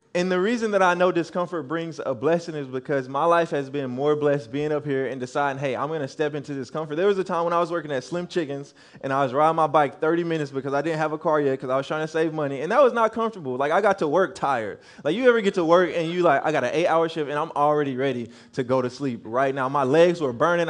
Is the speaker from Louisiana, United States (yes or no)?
yes; Louisiana, United States; moved away as an adult; also born or lived in Arkansas; I'm from Louisiana